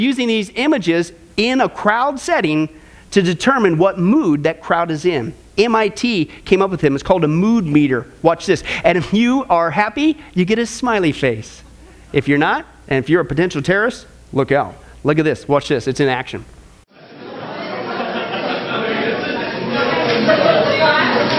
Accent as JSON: {"language": "English", "region": "Kansas", "country": "United States", "tie": "born or raised there", "said": "some place I grew up in Kansas with a population of 25"}